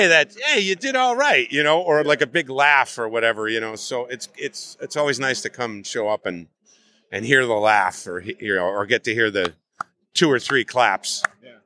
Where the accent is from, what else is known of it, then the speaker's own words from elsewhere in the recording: New Jersey, United States; I'm from Jersey, but the Jersey City, that's hardcore